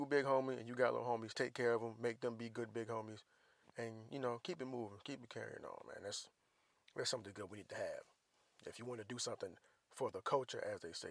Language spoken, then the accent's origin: English; Jacksonville, Florida, United States; moved away; Duval County, Jacksonville, Florida. That's where I'm from, my whole time.